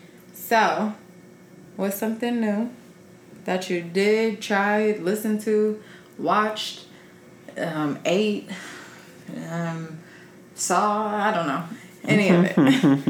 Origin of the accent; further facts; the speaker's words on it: Carson, California, United States; I'm from Carson.